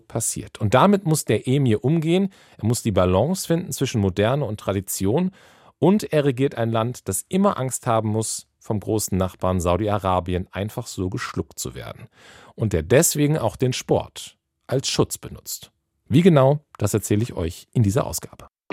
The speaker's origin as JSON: {"language": "German", "region": "Schleswig-Holstein", "country": "Germany", "tie": "born or raised there", "said": "das wäre in Schleswig-Holstein passiert. Da bin ich aufgewachsen"}